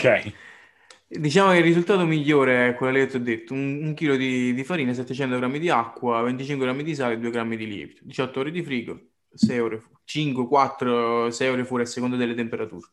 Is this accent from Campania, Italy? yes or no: yes; Caserta, Campania, Italy; da casertano